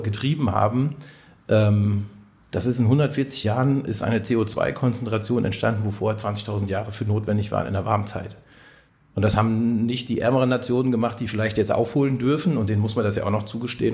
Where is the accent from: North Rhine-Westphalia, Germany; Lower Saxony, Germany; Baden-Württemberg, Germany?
Lower Saxony, Germany; Lüneburg Heath; also born or lived in Ruhr area / Siegerland / Marburg; now in Siegen, Germany; gebürtig komme ich aus Norddeutschland, aus der Lüneburger Heide